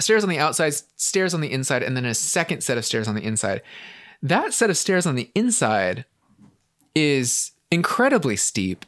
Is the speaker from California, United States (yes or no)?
yes; San Francisco, California, United States; growing up in San Francisco, um, we had a, we lived in, like, a flat in San Francisco